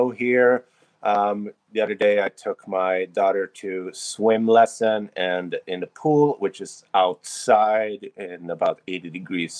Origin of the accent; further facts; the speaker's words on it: Sweden; now in Florida, United States; I grew up in Sweden